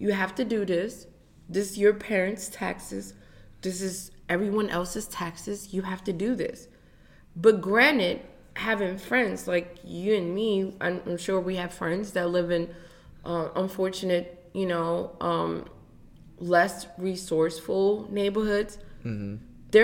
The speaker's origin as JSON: {"language": "English", "country": "United States", "tie": "born or raised there", "said": "Me being an African-American student, even though I grew up in Montgomery County"}